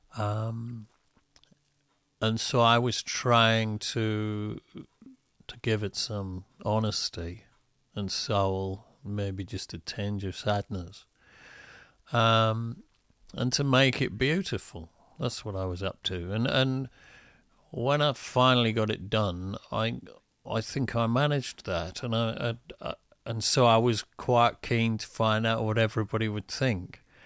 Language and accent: English; United Kingdom; I'm only British in the sense that my body was born here.